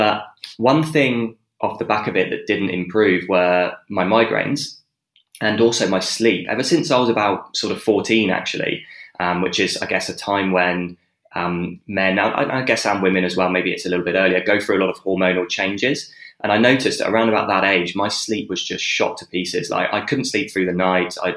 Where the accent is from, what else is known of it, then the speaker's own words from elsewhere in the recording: Dorset, South West England, United Kingdom; moved away as an adult; now in Perth, Australia; I grew up in Dorset, which is south coast.